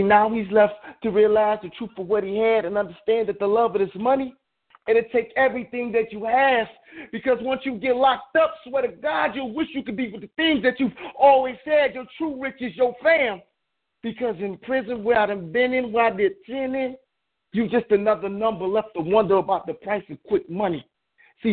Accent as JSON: {"language": "English", "town": "Detroit", "region": "Michigan", "country": "United States", "moved": "yes", "lives_now": "Chicago, United States", "said": "from Detroit out here now in Chicago"}